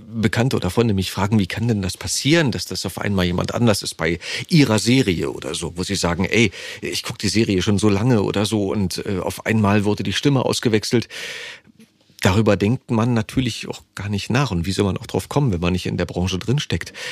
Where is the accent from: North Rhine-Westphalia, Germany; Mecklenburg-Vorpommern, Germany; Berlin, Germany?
Berlin, Germany; accent: Berlinisch; Ich bin Urberliner.